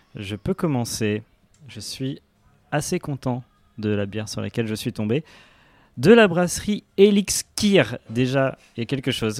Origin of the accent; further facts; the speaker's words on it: Paris, Île-de-France, France; je suis parisien